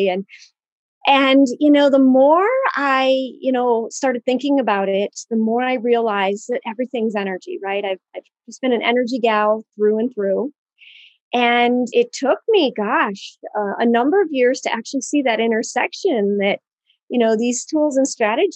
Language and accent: English; Michigan, United States; So I grew up in Michigan, and my father, he's an astronomer. He taught at the university here, Central Michigan.